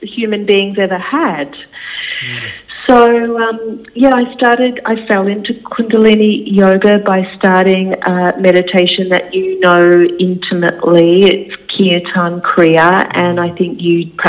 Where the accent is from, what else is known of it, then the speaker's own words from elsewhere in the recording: Sunshine Coast, Queensland, Australia; I was born on the Sunshine Coast in Queensland, and my parents had 8 children all together